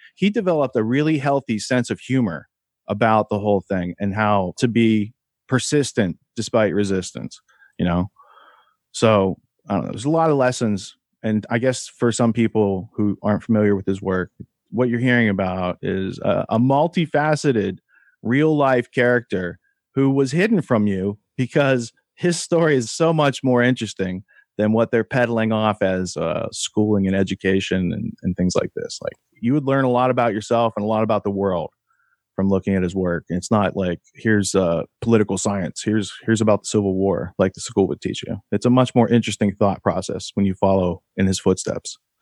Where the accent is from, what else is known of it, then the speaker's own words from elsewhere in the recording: Beaver, Pennsylvania, United States; moved away; also born or lived in New York City; I grew up outside Pittsburgh